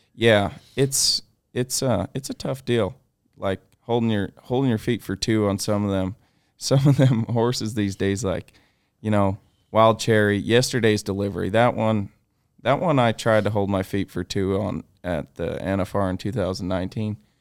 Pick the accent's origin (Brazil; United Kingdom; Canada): Canada; growing up in Canada